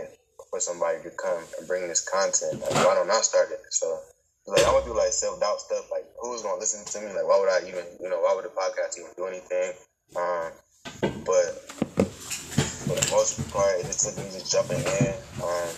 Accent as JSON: {"language": "English", "town": "Cleveland", "region": "Ohio", "country": "United States", "tie": "born or raised there", "said": "I'm from Cleveland, Ohio."}